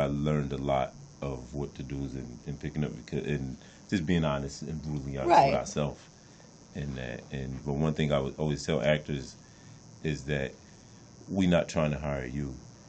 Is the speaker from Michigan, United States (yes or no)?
no; New Jersey, United States; moved away as an adult; But for myself, I came out here from New Jersey back in 96, and I came out here as an actor